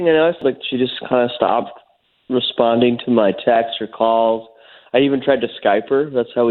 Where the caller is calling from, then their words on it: Longwood, Florida, United States; I'm calling you from Longwood.